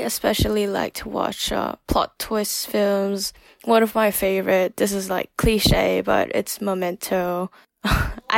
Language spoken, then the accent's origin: English; Bangkok, Thailand; moved away as an adult; now in Minnesota, United States; I grew up in Bangkok, was born there as well, and I recently moved